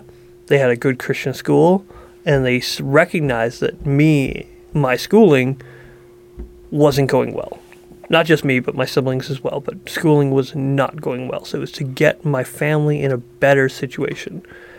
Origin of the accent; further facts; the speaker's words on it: Dryden, Ontario, Canada; born there; So I was born in Ontario, Dryden, Ontario, tiny little town.